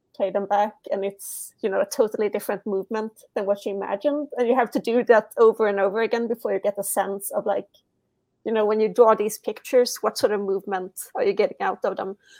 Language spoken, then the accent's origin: English; Sweden; English is a second language